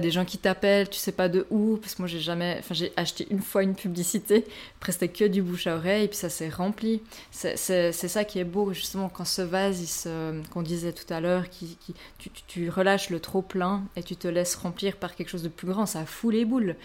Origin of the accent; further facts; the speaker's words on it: Switzerland; chez nous, en Suisse